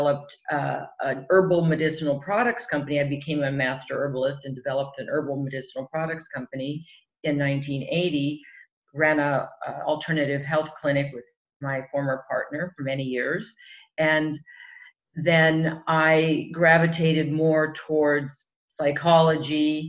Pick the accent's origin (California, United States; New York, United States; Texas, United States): California, United States; Southern; also born or lived in Europe; I grew up here in Southern California